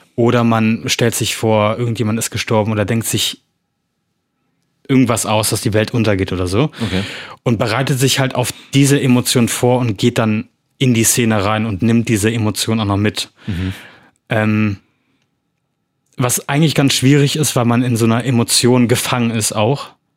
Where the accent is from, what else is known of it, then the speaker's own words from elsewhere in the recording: Bonn, North Rhine-Westphalia, Germany; moved away as an adult; now in Bornheim, Germany; bin Film- und Fernsehschauspieler aus äh, Bonn, Bornheim jetzt